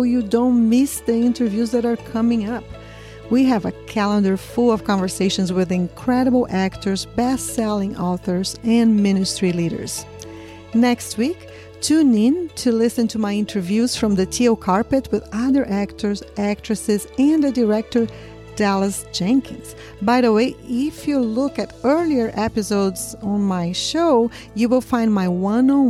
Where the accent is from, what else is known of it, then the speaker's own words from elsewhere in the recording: Brazil; I'm from Brazil